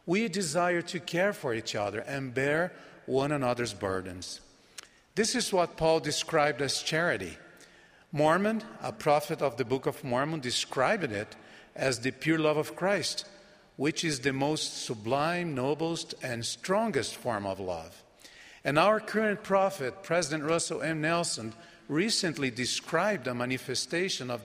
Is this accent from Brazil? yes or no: yes; Brazil; first language Portuguese; English is a second language; my native Brazilian Portuguese